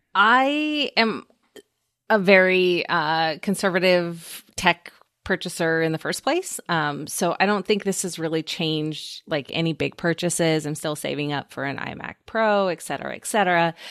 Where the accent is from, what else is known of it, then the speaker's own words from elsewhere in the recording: Oregon, United States; from my home state of Oregon